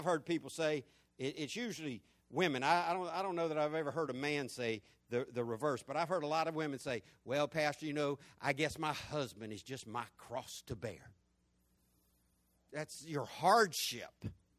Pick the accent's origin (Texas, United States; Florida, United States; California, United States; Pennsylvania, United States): Florida, United States; When I grew up in Florida, we had what our governor back then called old what? Old Sparky.